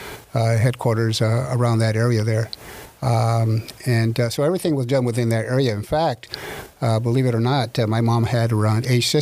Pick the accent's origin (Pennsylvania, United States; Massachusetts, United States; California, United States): California, United States; La Habra; also born or lived in Whittier, California; I grew up in La Habra, California. I was born in Whittier, but as soon as I was born, I got the shakes because I had to be back in La Habra. I've been there for all my life.